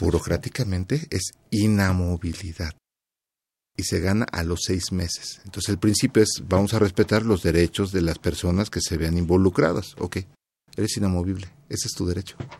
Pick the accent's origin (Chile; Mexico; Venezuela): Mexico; como mexicanos y viendo cómo nos desarrollamos en otros países